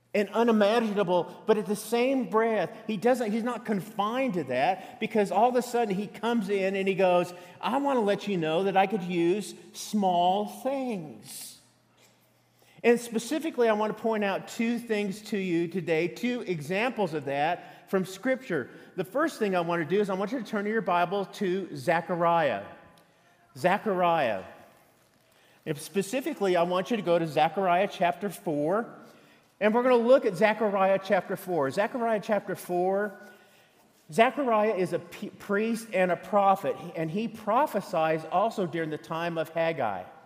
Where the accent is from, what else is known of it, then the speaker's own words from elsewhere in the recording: Colorado, United States; moved away as an adult; now in Texas, United States; I was born in Colorado.